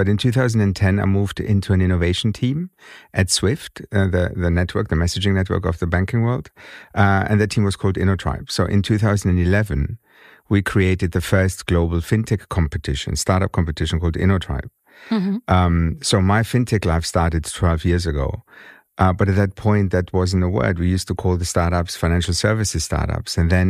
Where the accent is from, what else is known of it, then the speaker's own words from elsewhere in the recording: Germany; accent: German; English is a second language; moved away as an adult; now in London, United Kingdom; To the Brits, I have a German accent. I grew up in Germany. I was born and raised in Germany. And I'm a son of Greek immigrants. Gastarbeiter.